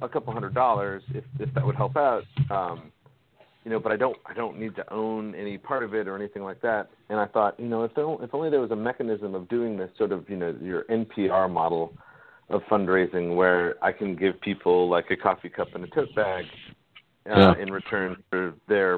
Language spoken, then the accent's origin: English; Maine, United States; now in North Carolina, United States; my hometown newspaper up in Maine